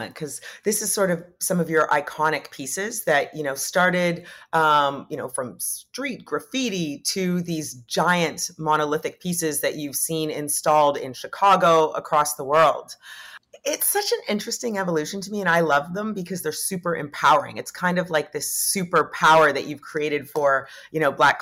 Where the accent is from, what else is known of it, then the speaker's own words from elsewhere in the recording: Canada; I say that wrong because I'm Canadian